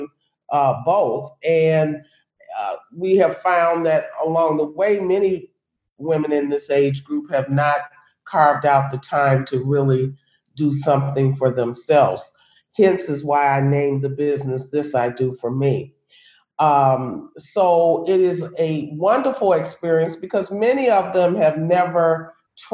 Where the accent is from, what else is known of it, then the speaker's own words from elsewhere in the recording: Chicago, Illinois, United States; I am born and raised, or was born and raised in Chicago, Illinois